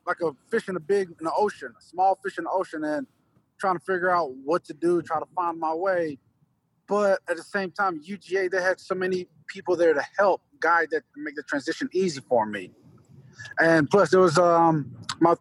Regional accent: U.S. Virgin Islands; moved away; also born or lived in Georgia, United States; I was born in St. Croix, the Virgin Islands, and the education there, it's a little difficult. I was in private school. So when I moved to Georgia

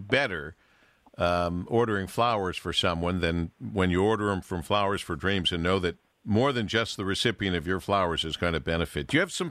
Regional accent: Monroe, United States; growing up in Monroe

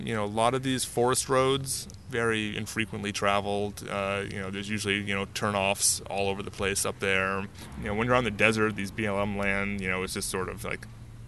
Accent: Connecticut, United States; moved away as an adult; now in Los Angeles, United States; I'm from Connecticut, and we have got snow

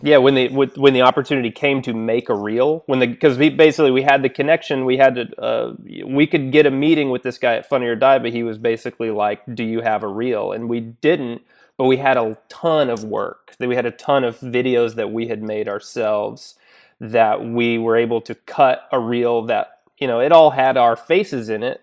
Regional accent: Little Rock, Arkansas, United States; moved away as an adult; also born or lived in Chicago; now in Los Angeles, United States; I'm originally from Little Rock, Arkansas

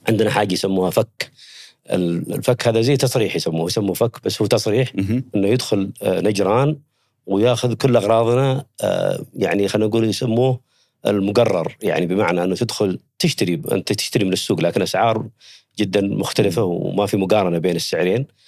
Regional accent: Yemen; also born or lived in Saudi Arabia; now in Riyadh, Saudi Arabia; أنا ولدت في حدود ال- المملكة العربية السعودية، أنا من اليمن. المنطقة هذه منطقة حدودية، يعني بين- بين المملكة وبين اليمن.

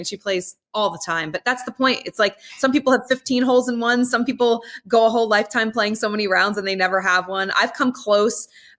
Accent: New Jersey, United States; growing up in the New Jersey area, I mean, growing up on some of the greatest courses ever in the tri-state area.

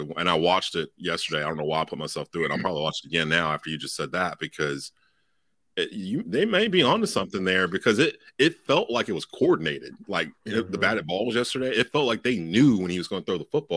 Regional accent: North Carolina, United States; my hometown

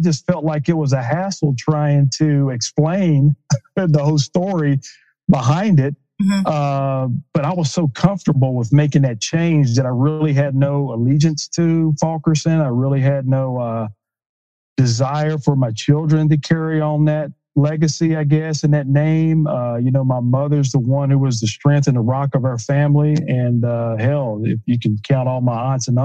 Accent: Tennessee, United States; I grew up in Tennessee, big orange country

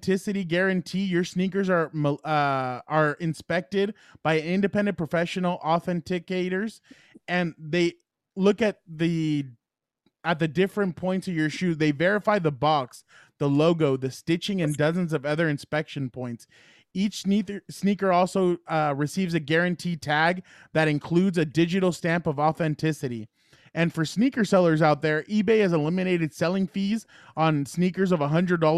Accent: San Diego, California, United States; growing up in San Diego

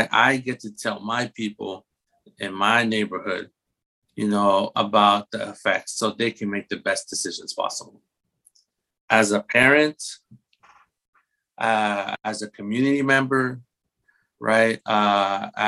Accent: Guatemala; my background, I'm from Guatemala, so Latinx background

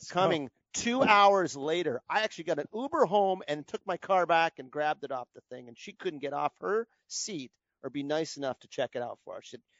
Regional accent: Canada; now in United States; I'm a Canadian.

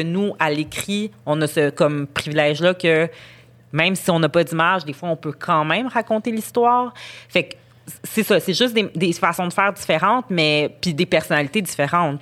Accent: Montreal, Quebec, Canada; moi, je suis montréalaise, je suis née à Montréal, j'ai grandi à Montréal

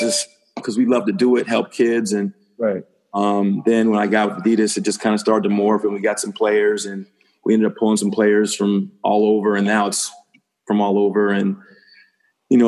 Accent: about 20 minutes from the Bronx, New York, United States; moved away as an adult; also born or lived in Connecticut / Irvine, California / Compton, California; I'm from New York, about 20 minutes away from the Bronx.

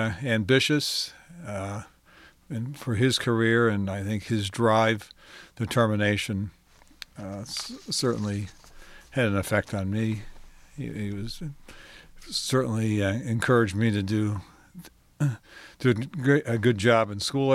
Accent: Detroit, Michigan, United States; I had a pretty basic, normal life growing up in Detroit

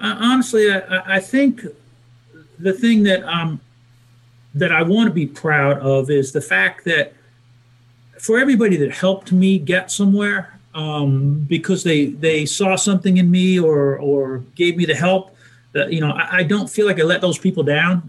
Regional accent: New Jersey, United States; I'm from New Jersey

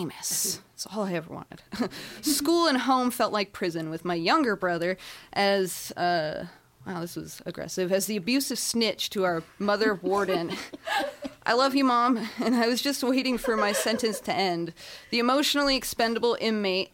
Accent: Inland Empire, California, United States; I hail from the Inland Empire

